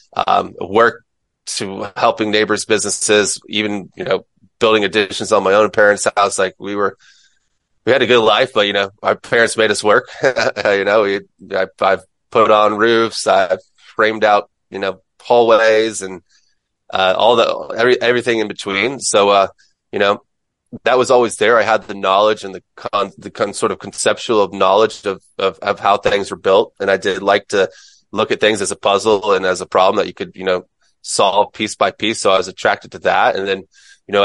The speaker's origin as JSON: {"language": "English", "town": "Mims", "region": "Florida", "country": "United States", "tie": "born or raised there", "moved": "as an adult", "lives_now": "San Diego, United States", "said": "I'm from Mims, Florida, which is outside of another small town called Titusville, Florida"}